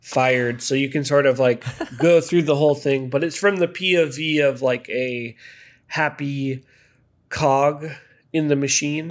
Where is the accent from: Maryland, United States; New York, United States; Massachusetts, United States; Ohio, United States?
Maryland, United States; moved away as an adult; also born or lived in Connecticut / Chicago; now in Los Angeles, United States; I'm from Maryland